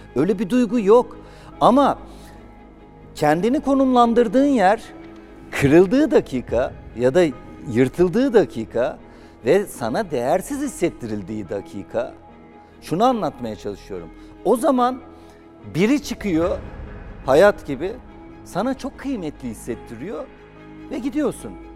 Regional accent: Zonguldak, Turkey; moved away; Zonguldak zaten doğup büyüdüğüm şehir

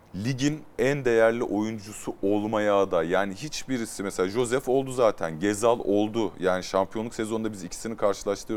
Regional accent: Turkey; bir Türk olarak

